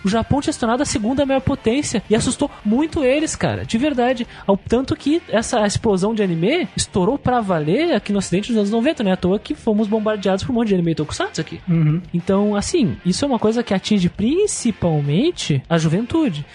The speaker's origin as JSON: {"language": "Portuguese", "country": "Brazil", "first_language": "Portuguese", "said": "O Brasil, cara, a gente também não fala muito cotidianamente inglês"}